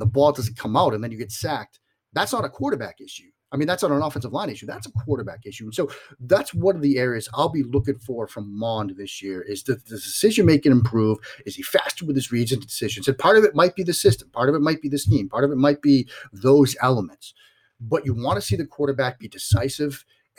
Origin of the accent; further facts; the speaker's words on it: Boston, Massachusetts, United States; accent: Boston; Yes, I'm from the Boston area. I'm a Patriots fan. I have a flagrant Boston accent, even after 43 years on this planet, that I will still flaunt whenever I get the chance.